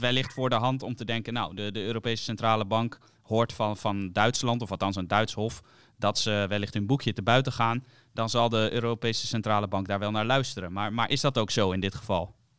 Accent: Netherlands; wij als Nederlanders

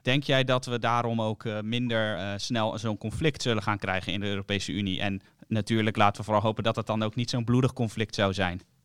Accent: Netherlands; wij als Nederlanders

